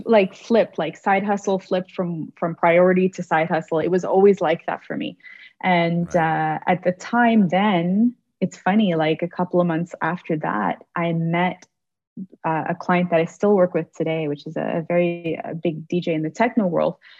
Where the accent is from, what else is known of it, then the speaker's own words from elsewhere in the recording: Toronto, Ontario, Canada; moved away as an adult; now in Montreal, Canada; Toronto, which is my hometown